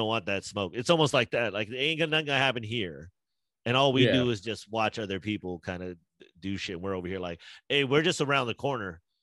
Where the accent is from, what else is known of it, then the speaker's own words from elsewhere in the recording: United States; we're American